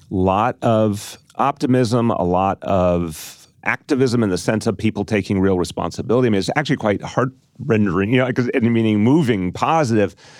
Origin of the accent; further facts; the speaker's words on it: New York, United States; as a New Yorker